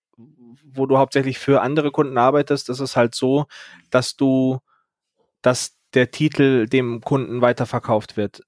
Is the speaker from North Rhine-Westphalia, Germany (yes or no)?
no; Berlin, Germany; now in Munich, Germany; ich bin ja eigentlich Berliner